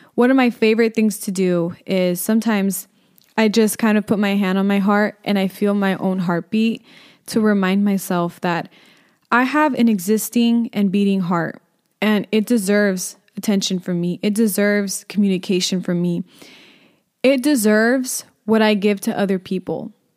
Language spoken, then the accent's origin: English; Inland Empire, California, United States; I'm from the Inland Empire